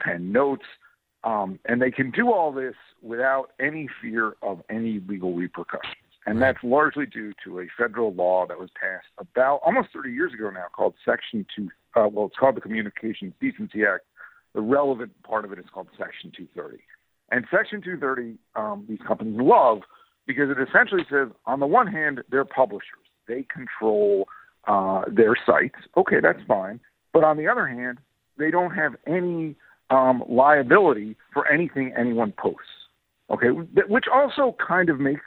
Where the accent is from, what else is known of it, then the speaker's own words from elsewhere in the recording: New York, United States; I'm from New York. I live in New York State.